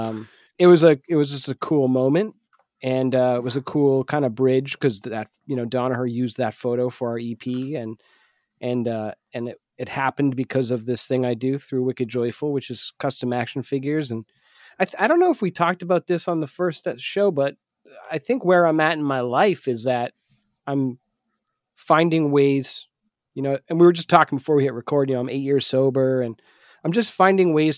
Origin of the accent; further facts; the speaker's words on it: Manchester, New Hampshire, United States; my hometown, Manchester, New Hampshire